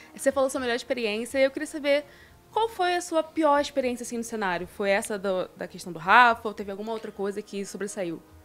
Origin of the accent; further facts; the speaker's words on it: Rio de Janeiro, Brazil; now in São Paulo, Brazil; tanto eu quanto a Vinícius somos do Rio.